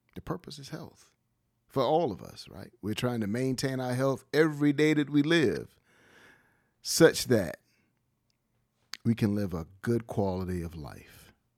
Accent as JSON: {"language": "English", "town": "Wilmington", "region": "North Carolina", "country": "United States", "tie": "born or raised there", "said": "Being born and raised in Wilmington, seeing Wilmington's growth, I've seen the good and the bad"}